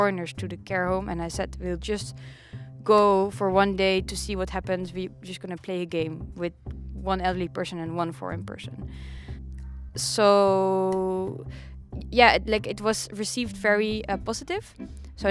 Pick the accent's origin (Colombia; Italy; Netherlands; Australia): Netherlands; I'm from Holland, from Horen.